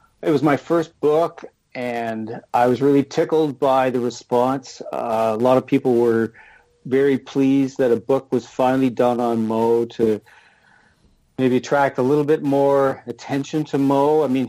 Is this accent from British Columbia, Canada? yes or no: no; London, Ontario, Canada; I grew up in London, Ontario, in southern Ontario.